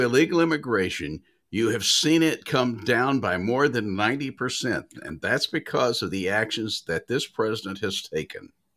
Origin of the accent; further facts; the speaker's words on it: Nashville, Tennessee, United States; moved away; growing up in Nashville